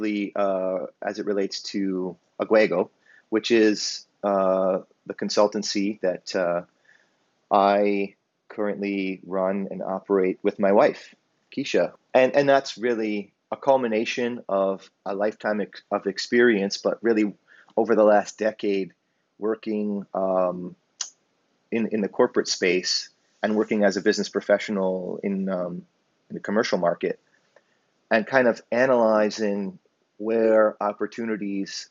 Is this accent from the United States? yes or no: no; Hamilton, Ontario, Canada; I grew up in Hamilton, Ontario